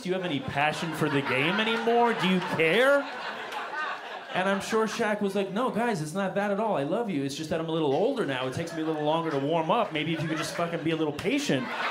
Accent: New York City, New York, United States; I grew up in Queens

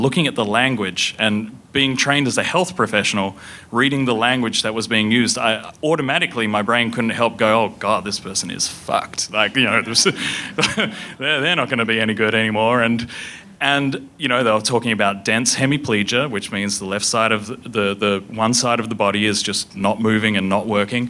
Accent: Perth, Western Australia, Australia; moved away; also born or lived in United States / United Kingdom; I grew up in Perth, Western Australia

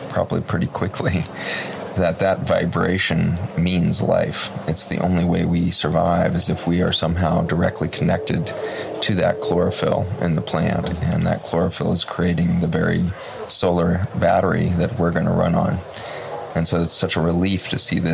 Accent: Boulder, Colorado, United States; I was born in Boulder, Colorado

